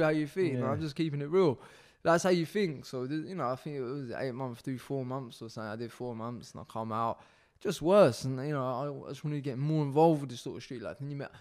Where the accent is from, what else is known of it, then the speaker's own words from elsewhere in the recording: Eastbourne, South East England, United Kingdom; also born or lived in Hastings; I was born in Hastings. I grew up in Eastbourne.